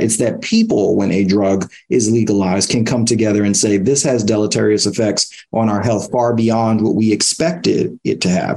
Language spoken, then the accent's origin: English; New York City, New York, United States; I grew up in East Harlem in the 1990s